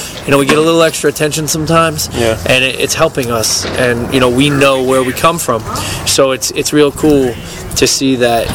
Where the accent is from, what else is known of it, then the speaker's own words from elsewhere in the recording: New Jersey, United States; I grew up here. This is my hometown. You know, this is not hometown, but this is my home state